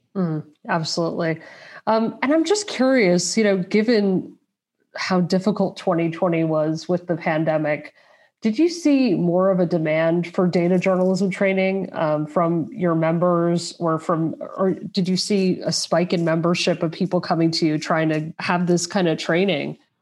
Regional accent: United States; now in Europe; I'm an American based in Europe

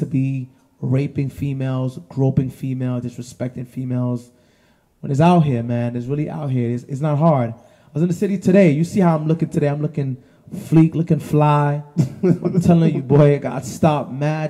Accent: New York City, New York, United States; I'm from the Heights, but I rep the 9 too

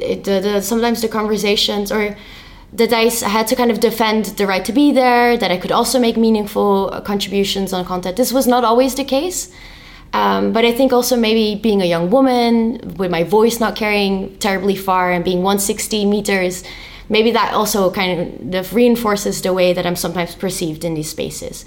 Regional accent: Rotterdam, South Holland, Netherlands; was born and raised in Rotterdam, which is a little city in the Netherlands

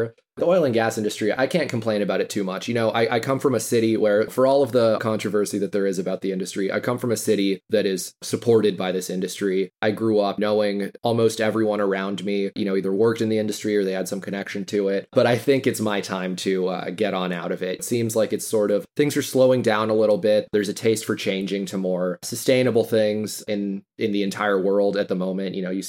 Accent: Houston, Texas, United States; also born or lived in Austin, Texas; I'm from Houston. You know, it's kind of the hometown industry. Seems like it's what everybody does here.

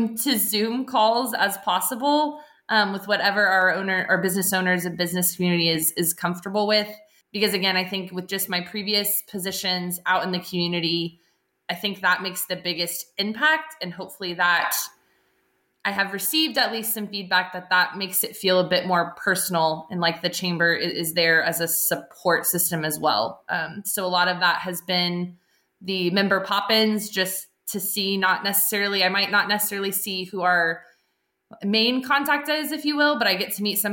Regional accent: Richardson, Texas, United States; also born or lived in Plano, Texas; growing up in Richardson, so right next to Plano

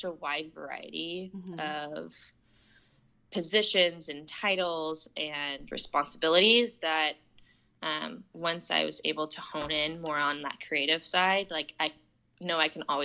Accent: Portland, Oregon, United States; I was born and raised in Portland, Oregon, went to Central Catholic High School

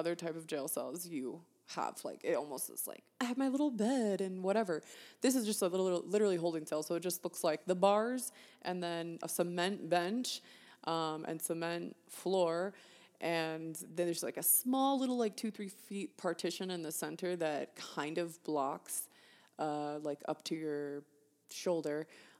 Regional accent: California, United States; also born or lived in Florida; So I was raised in California, but I also lived in Florida for a hot minute, and then now I live in Colorado.

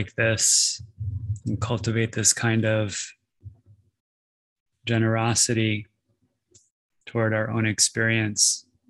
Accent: Denver, Colorado, United States; I was born in Denver, Colorado. My dad had a cabin up near the Continental Divide up in Blackhawk. So I spent a lot of time in the mountains as a little kid.

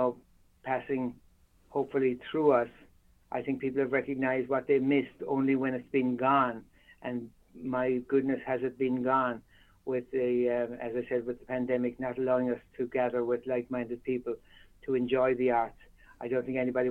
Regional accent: Ireland; moved away as an adult; now in United States; growing up in Ireland

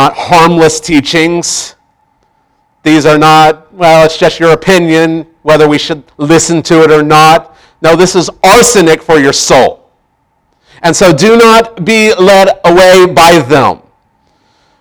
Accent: Tulsa, Oklahoma, United States; growing up in Tulsa

